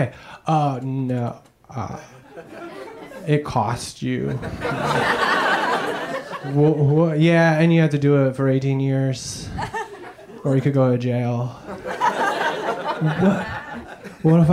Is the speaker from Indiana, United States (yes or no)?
yes; Indiana, United States; I grew up in Indiana